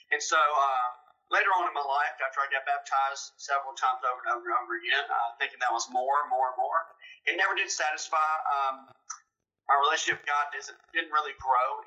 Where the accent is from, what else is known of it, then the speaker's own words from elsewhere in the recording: Clinton, Mississippi, United States; I'm from Clinton, Mississippi. Uh, born and raised here